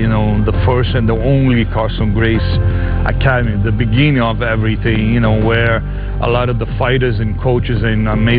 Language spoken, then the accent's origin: English; Rio de Janeiro, Brazil; I was from Rio. I was born here.